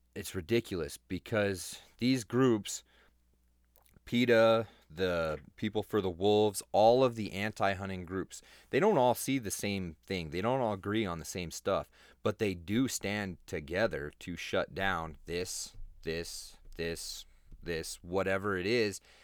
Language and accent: English; Colorado, United States; That's my home state